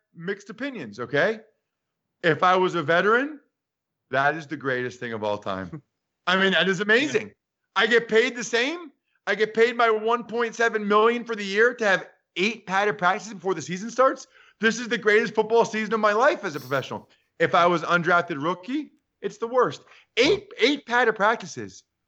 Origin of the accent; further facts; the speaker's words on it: Reading, Pennsylvania, United States; I grew up in Reading